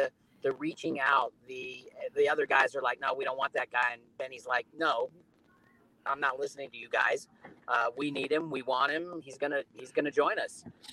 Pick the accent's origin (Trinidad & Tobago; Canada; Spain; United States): United States; Los Angeles, California; I grew up in Los Angeles and I was born in 1962